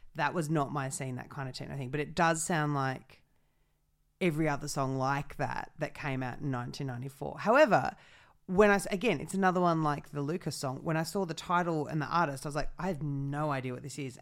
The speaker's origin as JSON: {"language": "English", "region": "New South Wales", "country": "Australia", "tie": "born or raised there", "said": "I grew up in New South"}